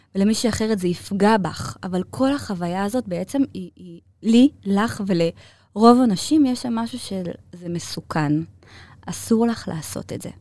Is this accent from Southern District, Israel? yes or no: no; Ramat Gan, Tel Aviv District, Israel; also born or lived in Bnei Brak; גדלתי ברמת גן